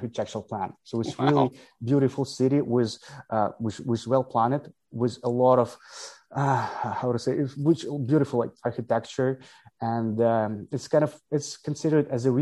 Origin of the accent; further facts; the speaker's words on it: Ukraine; I'm originally from Ukraine